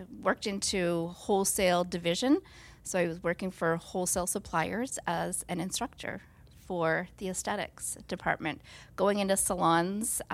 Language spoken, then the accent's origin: English; Nova Scotia, Canada; moved away; I'm from Nova Scotia